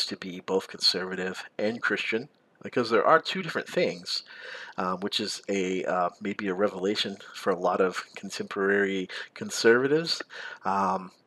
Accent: the South, United States; I grew up in the South

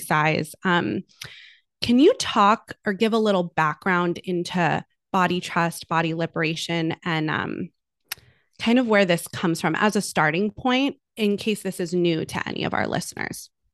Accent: United States; a woman growing up in American culture

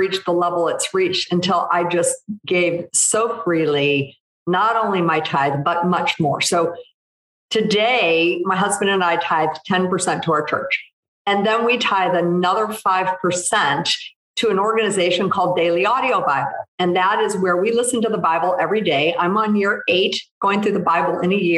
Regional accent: St. Louis, Missouri, United States; I grew up in the Midwest in St. Louis

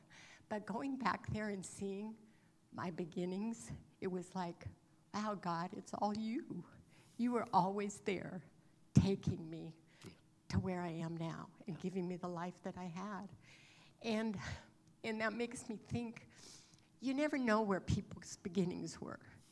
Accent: California, United States; moved away; I recently had the opportunity to visit my hometown in California that I grew up in. I hadn't been back there for over 50 years

